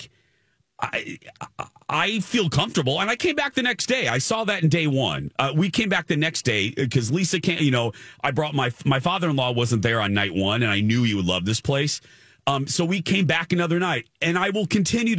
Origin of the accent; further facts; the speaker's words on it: Indiana, United States; I grew up in Indiana